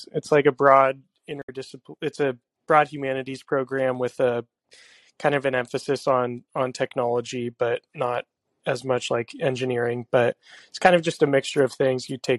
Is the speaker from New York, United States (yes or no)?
no; California, United States; I'm also from California originally